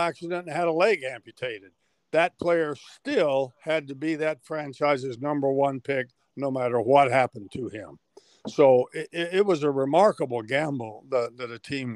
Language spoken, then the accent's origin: English; Middletown, Ohio, United States; my hometown of Middletown, Ohio, was only 30 miles away from Cincinnati